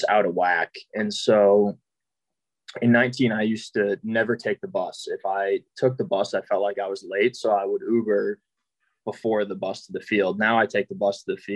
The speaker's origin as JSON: {"language": "English", "region": "Massachusetts", "country": "United States", "tie": "born or raised there", "also_born_or_lived": "San Francisco", "moved": "as an adult", "lives_now": "Nashville, United States", "said": "I was born in Massachusetts, so I lived there until I went to college"}